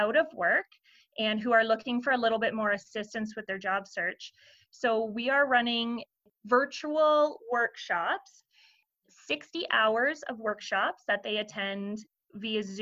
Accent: Perth County, Ontario, Canada; I am born and raised in Perth County

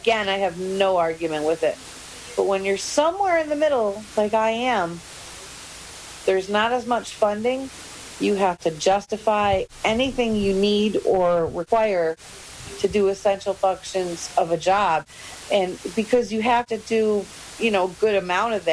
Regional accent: Tonawanda, New York, United States; I was born and raised outside of Buffalo in a city called Tonawanda of about 19,000 people

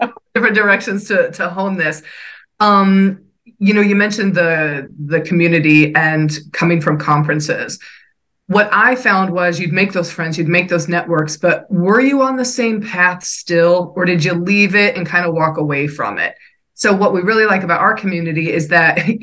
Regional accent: New York City, New York, United States; I'm from New York

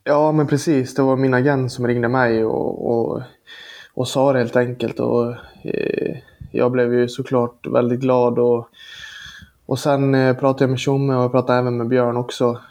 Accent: Borlänge, Dalarna County, Sweden; moved away as an adult; now in Leksand, Sweden; jag är från Borlänge

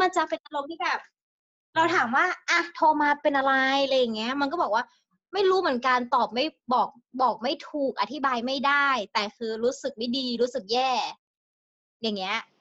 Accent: Chiang Mai, Thailand; moved away; กลับบ้านที่เชียงใหม่

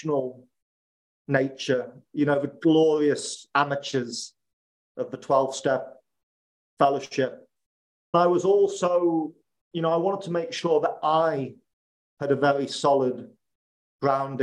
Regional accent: Liverpool, North West England, United Kingdom; moved away as an adult; also born or lived in Spain / Italy / Naples; my hometown of Liverpool

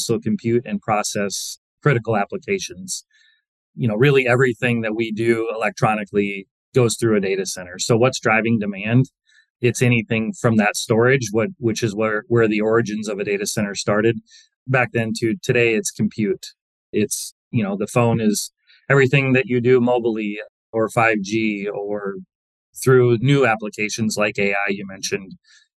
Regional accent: Lake Mills, Iowa, United States; Grew up in very northern Iowa, a small town called Lake

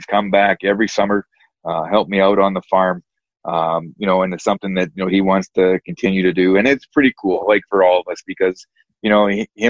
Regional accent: Western Canada, Canada; Like, growing up in Western Canada, every hockey night and game, it was Maple Leaf Gardens.

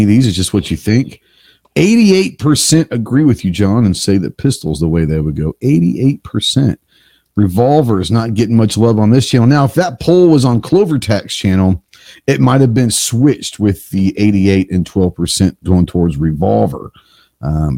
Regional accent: Texas, United States; I'm from Texas

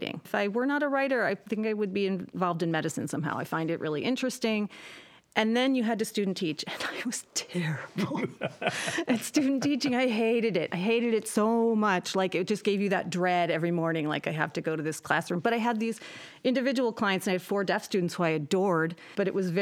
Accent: Depew, New York, United States; moved away as an adult; also born or lived in Cheektowaga, New York; I went to Depew High School

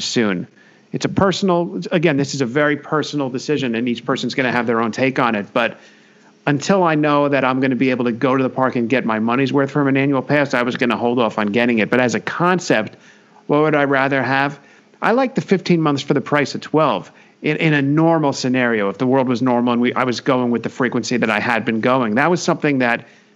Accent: Northeast, United States; we're all from the Northeast

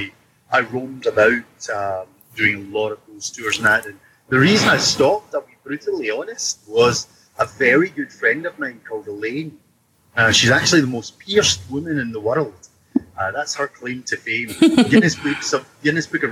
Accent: Scotland, United Kingdom; as a Scotsman, we're blunt individuals

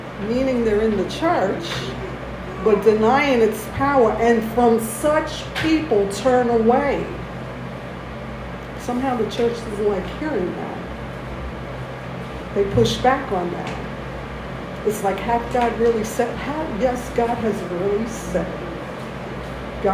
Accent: New York, United States; moved away; I come from New York. I have family in New York

